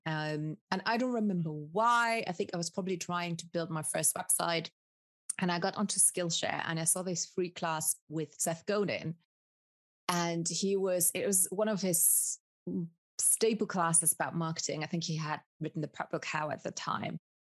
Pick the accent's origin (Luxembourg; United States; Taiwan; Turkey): Luxembourg; also born or lived in Colombia / United Kingdom; I am from Luxembourg have grown up in Luxembourg. I was born okay. in Colombia, South America